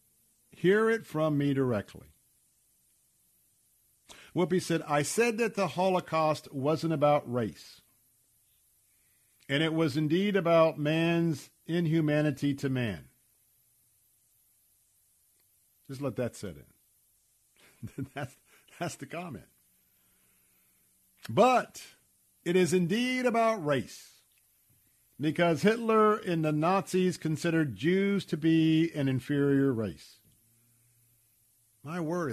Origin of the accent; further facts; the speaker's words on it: Tampa, Florida, United States; I was raised, born and raised in Tampa. I was raised here in the Deep South